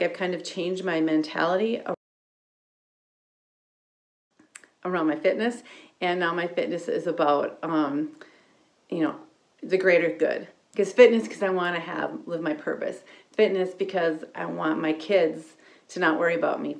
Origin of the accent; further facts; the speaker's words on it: Wisconsin, United States; I'm from Wisconsin